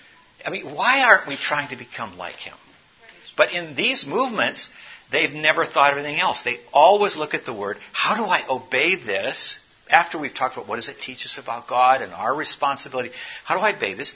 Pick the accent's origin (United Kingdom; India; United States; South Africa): South Africa; I grew up in South Africa.